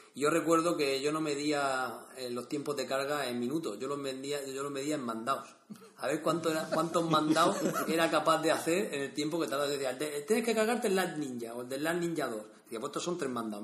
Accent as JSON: {"language": "Spanish", "area": "Vega Baja", "region": "Valencian Community", "country": "Spain", "said": "soy de la Vega Baja"}